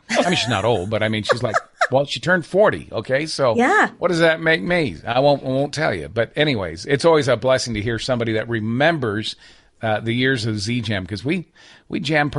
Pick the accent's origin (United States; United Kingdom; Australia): United States; Michigan; now in Nashville, United States; Yeah, I've been here for, I think, 26 years. But no, I grew up in northern Michigan, not far from the Canadian border.